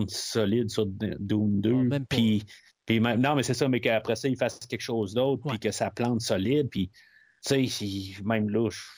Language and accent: French; Canada; Peut-être qu'on le sait parce qu'on est Canadien